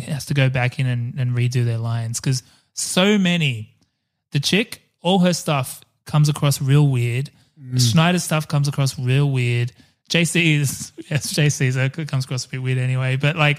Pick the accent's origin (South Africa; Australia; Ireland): Australia; growing up in Australia